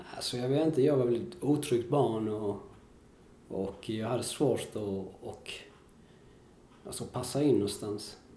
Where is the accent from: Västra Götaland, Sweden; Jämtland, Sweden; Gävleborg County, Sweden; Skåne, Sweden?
Skåne, Sweden; Kristianstad; also born or lived in Valparaíso, Chile / Viña del Mar, Chile; vi flyttade till Skåne, till ett ställe som heter Kristianstad